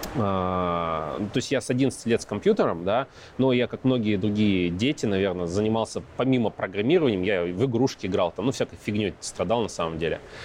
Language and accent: Russian; Yekaterinburg, Sverdlovsk Oblast, Russia; also born or lived in Ozyorsk, Chelyabinsk Oblast; Родился в Екатеринбурге, потом жили в Озерске, это Челябинск 65, закрытый город. А, потом обратно в Екатеринбург вернулись.